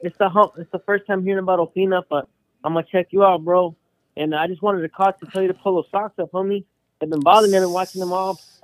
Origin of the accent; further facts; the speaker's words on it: Indio, California, United States; I'm from Indio Califas, but I'm posting right now in Blythe, California.